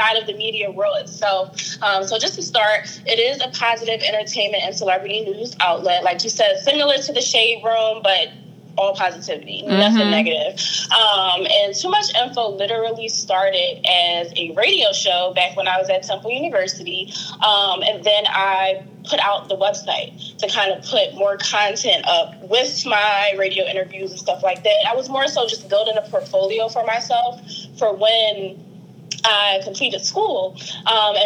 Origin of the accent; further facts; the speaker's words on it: Philadelphia, Pennsylvania, United States; I'm from the Philadelphia area, the uptown area of Philadelphia to be specific.